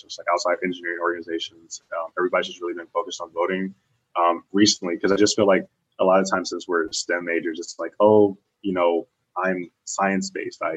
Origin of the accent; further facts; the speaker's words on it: Chicago, Illinois, United States; moved away; I'm originally from Chicago, Illinois.